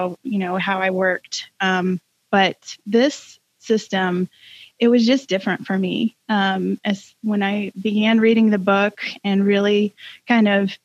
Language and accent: English; Georgia, United States; moved away as an adult; also born or lived in North Carolina; now in Tennessee, United States; I grew up in Georgia and lived in North Carolina for about 16 years and have called Tennessee home for two.